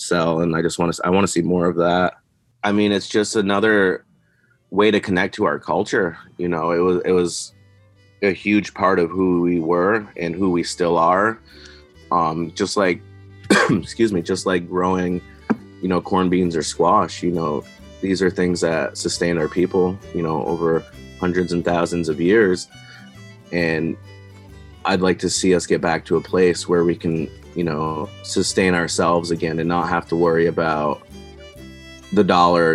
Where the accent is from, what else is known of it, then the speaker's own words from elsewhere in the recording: Richford, Vermont, United States; I grew up in Richford, Vermont